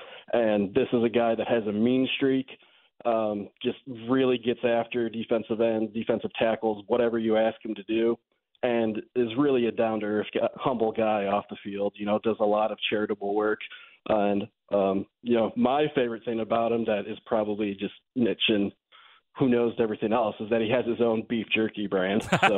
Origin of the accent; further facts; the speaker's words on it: Gurnee, Illinois, United States; Well, I wouldn't say Chicago. I would say very northern suburbs, Gurnee, Zion area. But, yeah, grew up a Bears fan